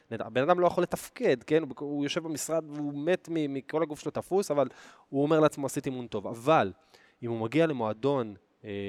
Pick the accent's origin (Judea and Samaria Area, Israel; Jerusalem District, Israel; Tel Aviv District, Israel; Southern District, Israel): Judea and Samaria Area, Israel; Oranit; אגב, אני גדלתי באורנית